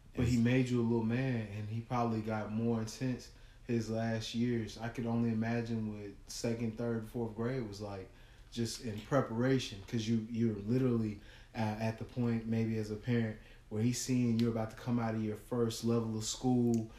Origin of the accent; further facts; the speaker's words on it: Kansas City, Missouri, United States; also born or lived in St. Louis; we're originally from St. Louis, but I went to school in Kansas City